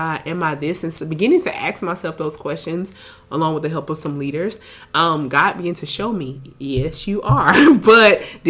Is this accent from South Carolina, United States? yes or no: yes; South Carolina, United States; moved away as an adult; now in Houston, United States; I'm from South Carolina originally.